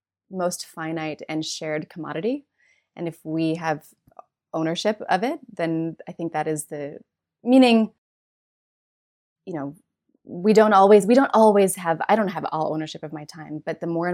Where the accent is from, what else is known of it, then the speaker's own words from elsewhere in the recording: Minnesota, United States; I grew up in Minnesota.